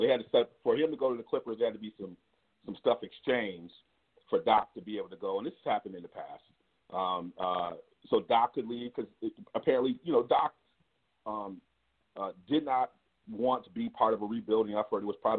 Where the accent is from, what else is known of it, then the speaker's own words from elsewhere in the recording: California, United States; I'm from the West Coast, you know, Cali, this is how we do it.